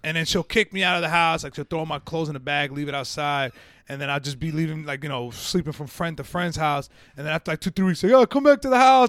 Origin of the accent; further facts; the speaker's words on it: Yonkers, New York, United States; moved away as an adult; also born or lived in Central Alabama; I grew up in Yonkers